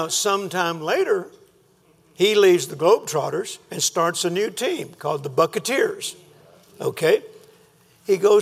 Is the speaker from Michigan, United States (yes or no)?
no; Texas, United States; I'm a minister from Texas